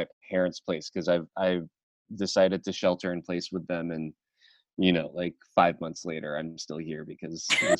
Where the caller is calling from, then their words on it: Los Angeles, California, United States; I'm in Los Angeles.